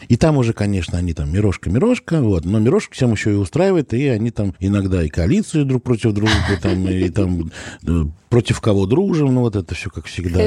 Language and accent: Russian; Dimitrovgrad, Ulyanovsk Oblast, Russia; я не из Тольятти, а из Димитровграда